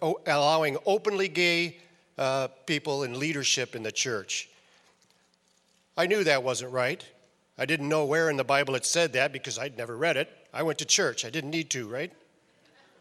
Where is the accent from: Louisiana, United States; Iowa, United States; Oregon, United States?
Iowa, United States; Northeast; I was raised in Northeast Iowa.